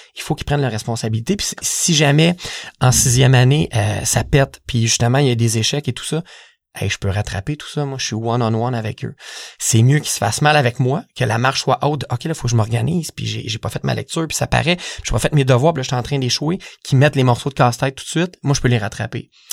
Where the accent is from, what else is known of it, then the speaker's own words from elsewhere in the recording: Saint-Jean-sur-Richelieu, Quebec, Canada; je viens de Saint-Jean